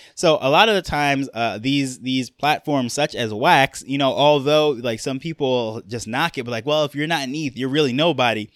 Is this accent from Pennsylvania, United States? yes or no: no; New York, United States; accent: New York; moved away as an adult; now in Jamaica; I grew up in New York, so that is why I have my New York accent